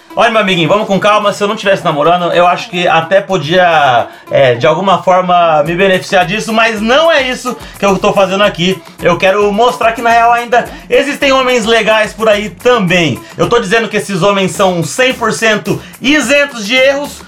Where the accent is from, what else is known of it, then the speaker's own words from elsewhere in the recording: São José do Rio Preto, São Paulo, Brazil; also born or lived in Rio Grande do Sul; eu sou natural de São José do Rio Preto, que é uma cidade do interior de São Paulo.